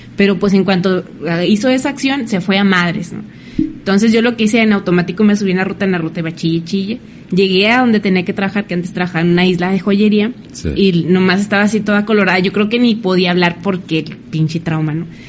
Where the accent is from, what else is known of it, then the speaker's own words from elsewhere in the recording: Mexico; como mexicanos